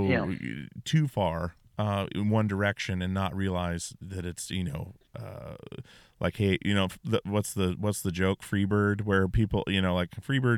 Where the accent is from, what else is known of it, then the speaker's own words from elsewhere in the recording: Alaska, United States; I grew up in Alaska.